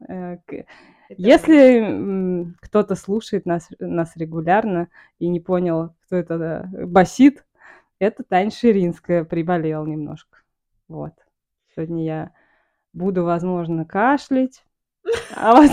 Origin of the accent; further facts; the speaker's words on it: Samara, Samara Oblast, Russia; moved away as an adult; also born or lived in Kauai, Hawaii; я из Самары